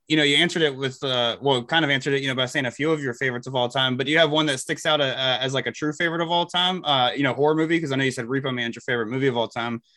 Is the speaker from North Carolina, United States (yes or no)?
yes; Elizabeth City, North Carolina, United States; I'm from Elizabeth City, North Carolina